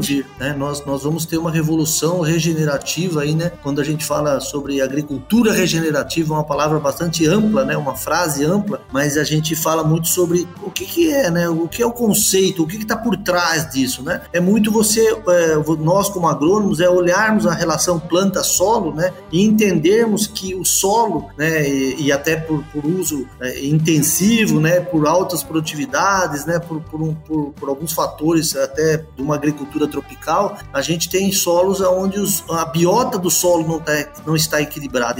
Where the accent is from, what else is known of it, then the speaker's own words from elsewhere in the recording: Botucatu, São Paulo, Brazil; sou natural de, de Botucatu, né? uma cidade do interior de São Paulo